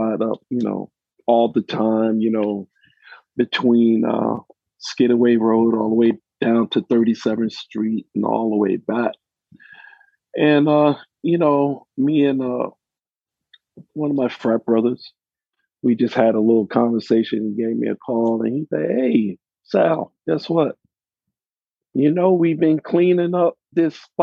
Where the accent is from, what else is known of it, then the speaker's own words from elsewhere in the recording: East Point, Georgia, United States; also born or lived in Queens, New York; now in Savannah, United States; We used to live in East Point, Georgia. That's where I grew up.